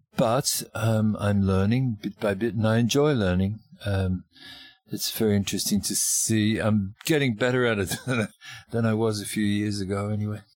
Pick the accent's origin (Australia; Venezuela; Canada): Australia; moved away as an adult; also born or lived in Melbourne, Australia / Northern Territory, Australia; now in Ireland; I'm an Australian musician